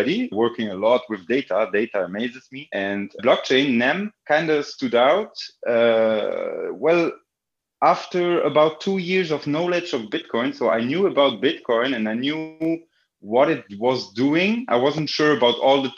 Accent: Belgium; I grew up in Belgium and played football a lot

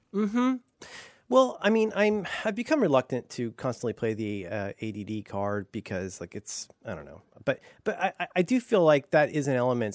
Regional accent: Ohio, United States; also born or lived in Florida; growing up in Ohio

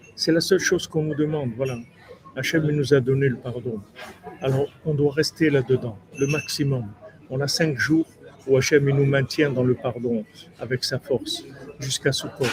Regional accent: Toulouse, Occitania, France; quand j'étais jeune à Toulouse

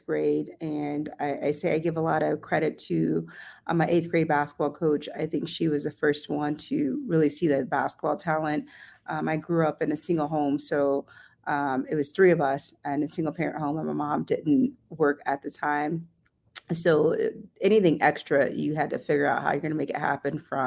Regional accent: Topeka, Kansas, United States; moved away as an adult; also born or lived in New Orleans, Louisiana / Missouri / Oregon / New Mexico; I am born and raised in Topeka

